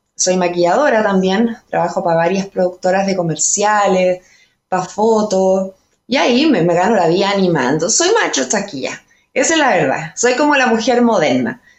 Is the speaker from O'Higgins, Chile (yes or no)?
yes; Chépica, O'Higgins, Chile; moved away as an adult; also born or lived in Santa Cruz, Chile; now in Santiago, Chile; yo soy nacida en Santa Cruz y criada en Chépica